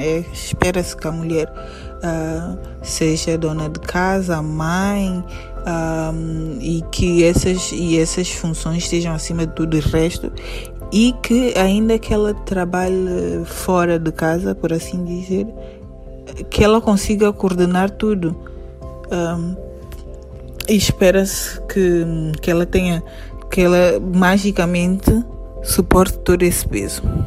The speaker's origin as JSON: {"language": "Portuguese", "country": "São Tomé & Príncipe", "said": "sou de São Tomé e Príncipe"}